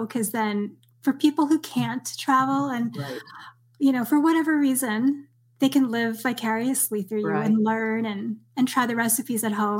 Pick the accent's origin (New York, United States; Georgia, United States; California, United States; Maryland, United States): New York, United States; now in US West Coast; I grew up in New York and made my way west